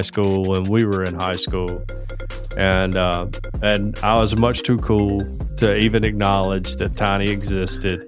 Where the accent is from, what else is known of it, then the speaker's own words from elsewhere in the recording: Fayette, Alabama, United States; Fayette is my ancestral homeland.